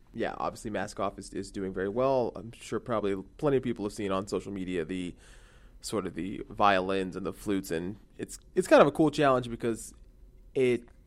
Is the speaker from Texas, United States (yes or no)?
yes; Houston, Texas, United States; I'm from Houston